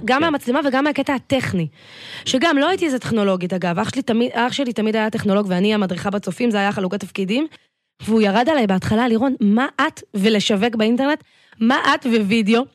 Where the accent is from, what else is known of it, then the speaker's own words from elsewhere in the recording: Tel Aviv, Tel Aviv District, Israel; גדלתי בצפון תל אביב תמיד